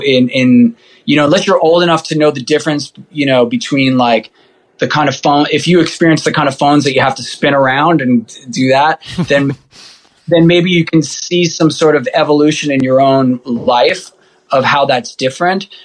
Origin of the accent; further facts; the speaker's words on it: New York City, New York, United States; I grew up in in Rockaway Beach, so being near the ocean